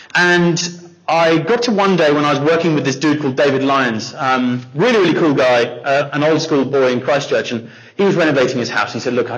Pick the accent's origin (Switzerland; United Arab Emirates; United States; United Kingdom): United Arab Emirates; Dubai; So our story, I grew up in Dubai. I was there for 18 years, and Dubai was rad in the 80s. I was born in 81